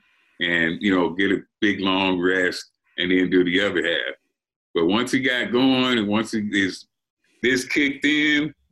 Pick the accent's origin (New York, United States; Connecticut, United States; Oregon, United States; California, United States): California, United States; Compton; also born or lived in Pine Bluff, Arkansas; I was raised in Compton, but we started out in Arkansas, in Pine Bluff, Arkansas